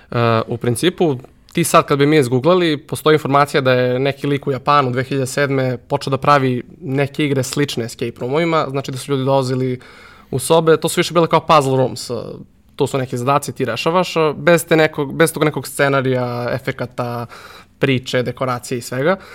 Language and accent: Croatian; Serbia; Kod nas u Srbiji